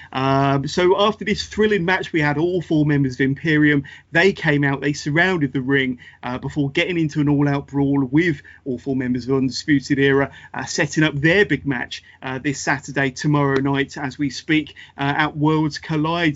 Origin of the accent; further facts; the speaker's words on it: United Kingdom; I'm a fellow Brit